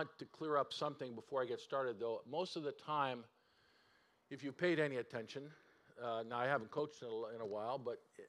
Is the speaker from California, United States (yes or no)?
yes; California, United States; moved away as an adult; now in Seattle area, United States; We grew up in California